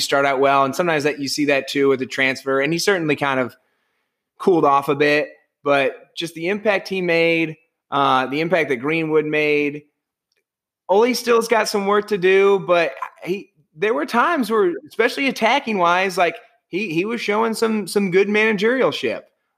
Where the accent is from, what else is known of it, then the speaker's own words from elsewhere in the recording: Ireland; As an Irishman